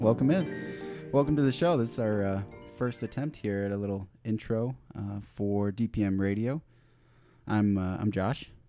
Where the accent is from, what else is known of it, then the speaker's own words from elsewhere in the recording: Florida, United States; I'm originally from Florida